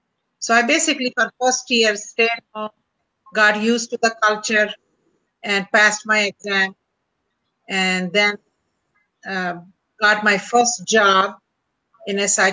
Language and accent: English; India; English is a second language; moved away as an adult; now in United States; Well, I came with my husband, and I was a physician from India.